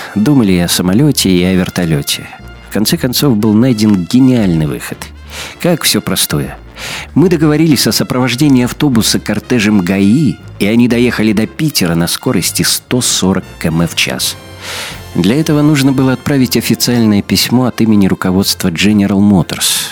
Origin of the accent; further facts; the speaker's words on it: Belarus; мы, белорусы